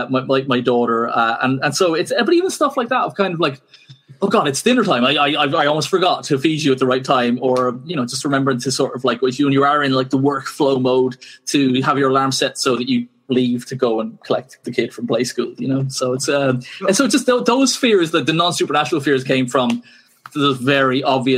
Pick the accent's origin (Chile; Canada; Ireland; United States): Ireland; I'm Irish